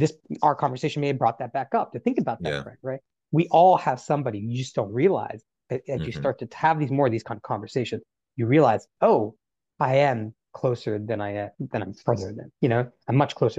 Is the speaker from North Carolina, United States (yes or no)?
yes; North Carolina, United States; That's what disability was to me as a child growing up in North Carolina.